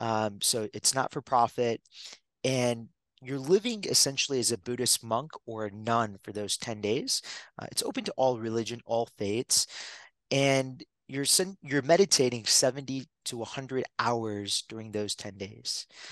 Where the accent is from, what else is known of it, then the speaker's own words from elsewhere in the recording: Detroit, Michigan, United States; born there; For me, I was born in Michigan, Detroit. My mom was 16 when she came to the country. My dad was 21.